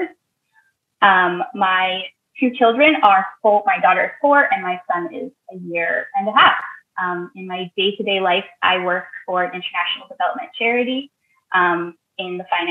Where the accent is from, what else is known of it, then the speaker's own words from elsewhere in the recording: Northern Alberta, Canada; moved away; my hometown in Northern Alberta